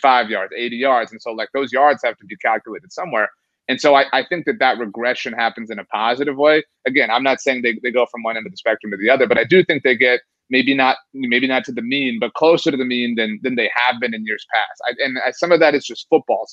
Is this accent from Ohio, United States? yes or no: no; Rio Grande Valley, Texas, United States; also born or lived in San Antonio, Texas; I grew up in the Rio Grande Valley, and I still live in the Rio Grande Valley.